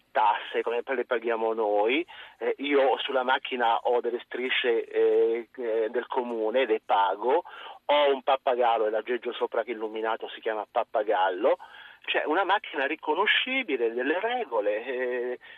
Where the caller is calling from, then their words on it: Milan, Lombardy, Italy; io sono un tassista, chiamo da Milano